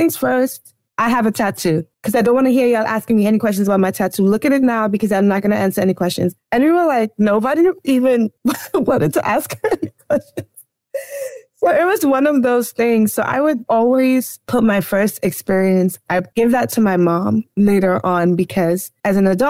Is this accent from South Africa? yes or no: no; Trinidad & Tobago; now in United States; I am Trinidadian. I went to high school there